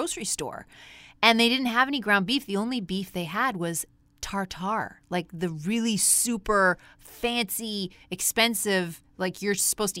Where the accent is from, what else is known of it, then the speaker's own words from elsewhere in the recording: Canada; I was from Canada